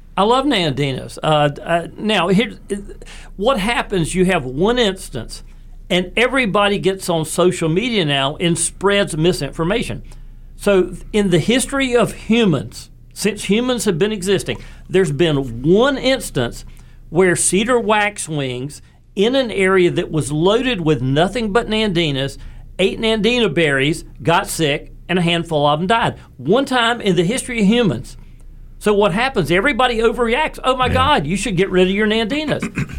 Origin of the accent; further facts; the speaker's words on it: Raleigh, North Carolina, United States; growing up in West Raleigh